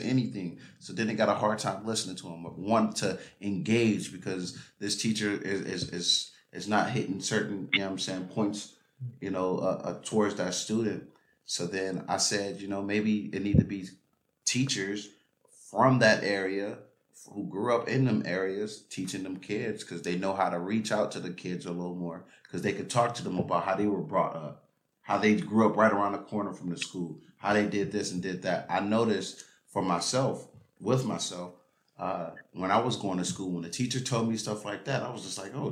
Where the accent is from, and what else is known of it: Los Angeles, California, United States; born or raised there